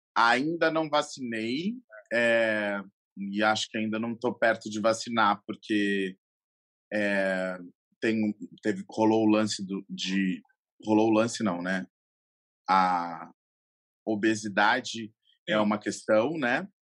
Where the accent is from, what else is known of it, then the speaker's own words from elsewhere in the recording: Brazil; Eu sou brasileiro